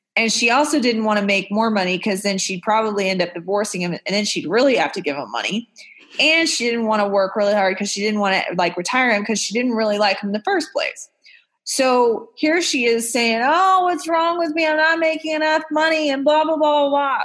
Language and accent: English; Texas, United States; moved away; also born or lived in Orange County, California; I grew up in Texas